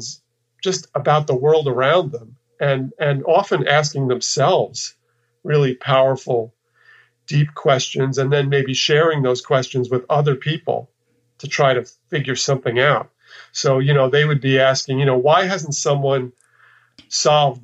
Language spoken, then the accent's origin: English; New York, United States; moved away as an adult; also born or lived in Texas; I kind of left the place where I lived and grew up. I'm from New York